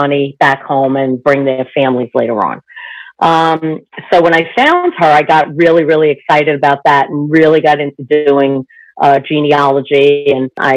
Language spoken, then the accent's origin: English; New York City, New York, United States; I'm 60, and I am from New York City.